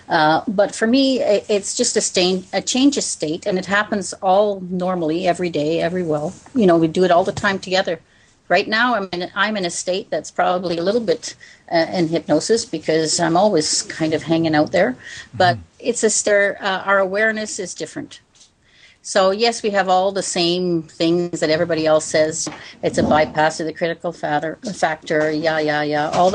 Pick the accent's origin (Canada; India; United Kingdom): Canada; born or raised there; also born or lived in Belgium